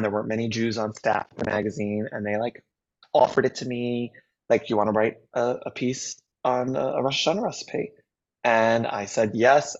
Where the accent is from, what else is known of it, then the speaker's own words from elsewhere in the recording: New York, United States; this new book is really inspired by growing up in New York